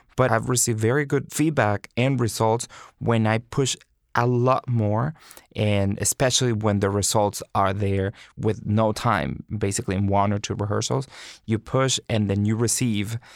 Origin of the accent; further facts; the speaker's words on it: Monterrey, Nuevo León, Mexico; moved away as an adult; also born or lived in Houston / North Carolina; now in New York, United States; I went to the conservatory in Monterrey, Mexico, my hometown